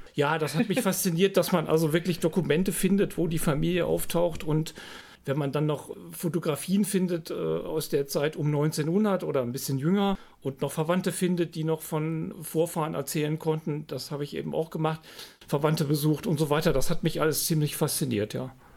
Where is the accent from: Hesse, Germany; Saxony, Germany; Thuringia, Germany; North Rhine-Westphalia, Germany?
Saxony, Germany; Freiberg; moved away as an adult; also born or lived in Iserlohn; Wir hatten einen tollen Geschichtslehrer im Gymnasium in, in Freiberg, meiner Heimatstadt.